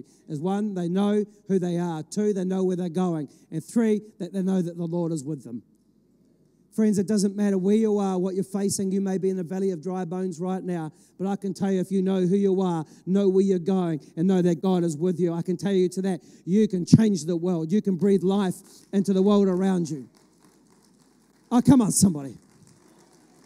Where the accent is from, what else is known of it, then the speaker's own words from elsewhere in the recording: Ireland; I'm an Irishman. I've got it in my passport